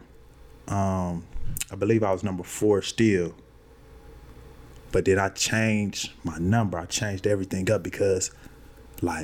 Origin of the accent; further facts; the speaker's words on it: Milwaukee, Wisconsin, United States; I'm from Milwaukee. Our area code, 414.